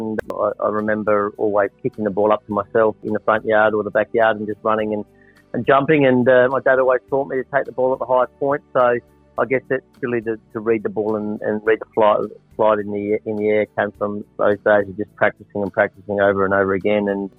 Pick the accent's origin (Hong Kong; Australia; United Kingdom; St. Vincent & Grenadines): Australia; South Australia; and being South Australian as well